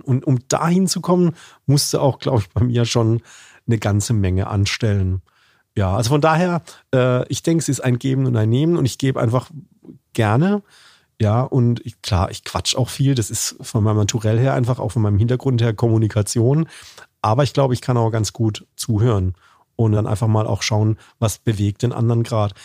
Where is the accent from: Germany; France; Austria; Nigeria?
Germany; Karlsruhe, Baden-Württemberg; accent: Badisch; als Badener, also als Karlsruher